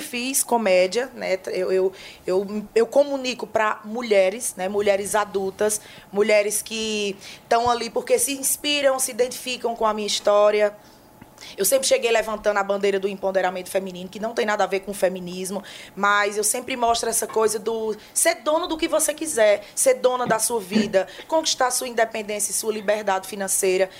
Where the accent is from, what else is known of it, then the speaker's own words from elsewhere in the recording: Northeast Region, Brazil; Nós que somos nordestinos